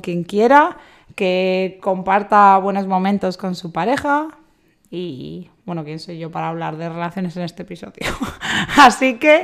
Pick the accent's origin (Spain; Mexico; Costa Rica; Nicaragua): Spain; Community of Madrid; somos todos de Madrid, zona